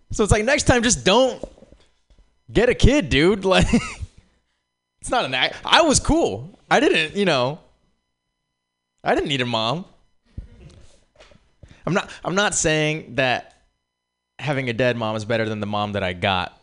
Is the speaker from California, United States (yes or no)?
yes; Oakland, California, United States; But I'm from the Bay. I'm from Oakland